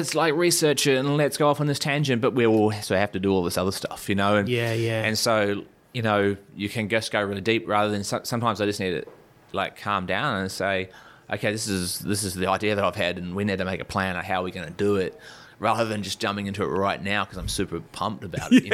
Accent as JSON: {"language": "English", "region": "Taranaki", "country": "New Zealand", "tie": "born or raised there", "moved": "yes", "lives_now": "Australia", "said": "I grew up in Taranaki"}